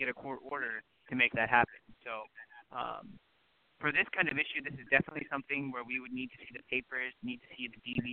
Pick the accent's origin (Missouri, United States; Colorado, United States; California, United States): California, United States; Los Angeles; born or raised there; also born or lived in Stockton, California